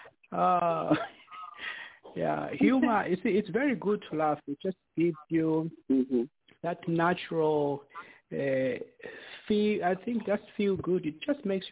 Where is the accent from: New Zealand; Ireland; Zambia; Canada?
Zambia; growing up in Zambia